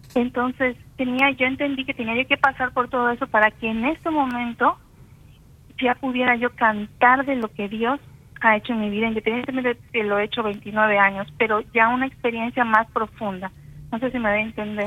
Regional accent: Campeche, Mexico; soy de Campeche, México

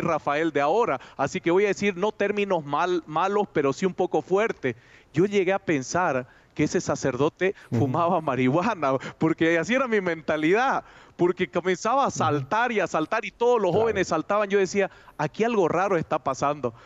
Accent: Santa Cruz de la Sierra, Santa Cruz, Bolivia; moved away as an adult; also born or lived in Cusco, Peru; now in Cochabamba, Bolivia; Bolivia, Santa Cruz, donde yo nací, es una ciudad que todavía se respeta los templos

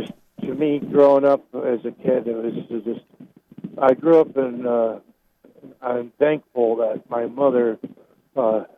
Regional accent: Lombard, Illinois, United States; now in Iowa, United States; I grew up in Lombard, Illinois

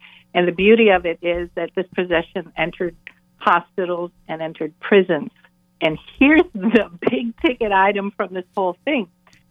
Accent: Cuba; I was born in Cuba, and so the image of Mary that I grew up with is Our Lady of Charity.

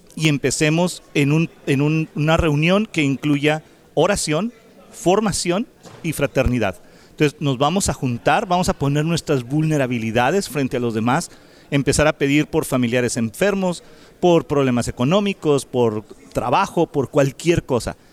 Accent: Mexico; now in United States; Nosotros somos inmigrantes de México, vivimos aquí en Estados Unidos

